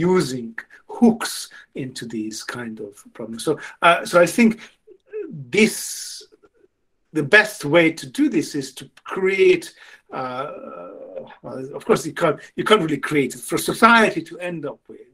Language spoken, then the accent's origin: English; Hungary; now in England, United Kingdom; I grew up in Hungary, where it was okay to not to like classical music without it being a signal, and now I live in England